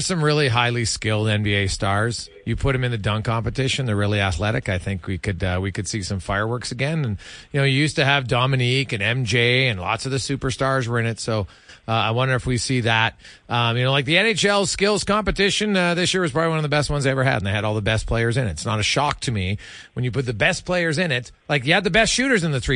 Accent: Canada

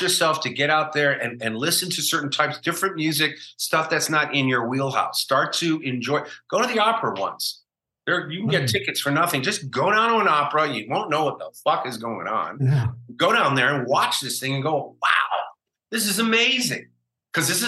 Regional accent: Chicago, Illinois, United States; moved away as an adult; also born or lived in New York / Los Angeles; I was a kid growing up in Chicago

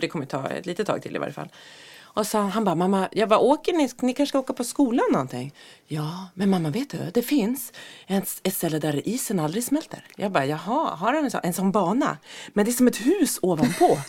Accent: Norrland, Sweden; Jag är ju uppväxt i Norrland

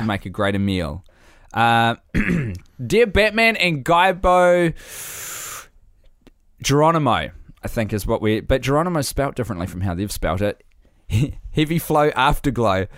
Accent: New Zealand; I have spent an entire lifetime as a New Zealander

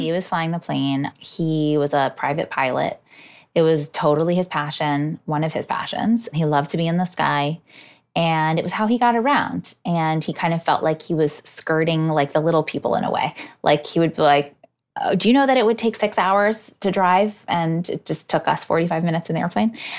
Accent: Hudson Valley, New York, United States; now in New York City, United States; I grew up in the Hudson Valley

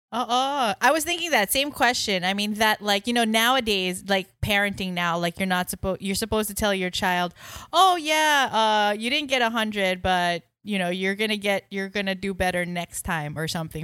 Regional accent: New York, United States; moved away; growing up in New York, and again, as an immigrant family

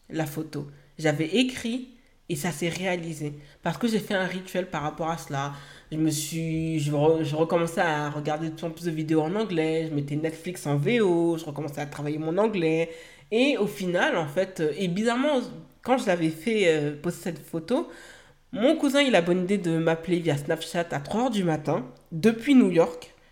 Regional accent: Haiti; que cela aura un impact aussi pour mon pays d'origine qui est Haïti, que je sais que je vais pouvoir œuvrer à, aider les personnes sur place

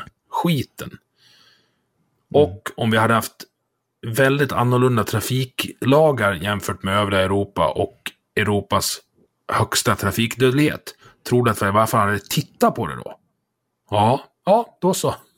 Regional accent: Dalarna County, Sweden; jag är från Dalarna

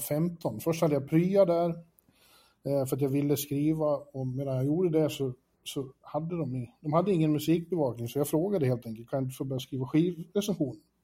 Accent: Borlänge, Dalarna County, Sweden; moved away as an adult; also born or lived in Falun / Stockholm / Manhattan; now in New York, United States; jag växte upp i Borlänge

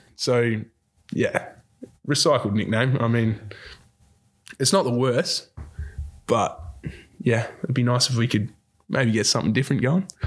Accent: Dunsborough, Western Australia, Australia; also born or lived in Bunbury / Perth; I grew up down in Dunsborough

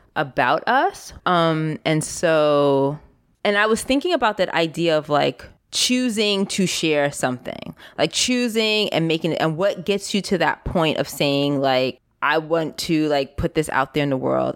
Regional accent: New York City, New York, United States; i grew up also in New York City in the Bronx

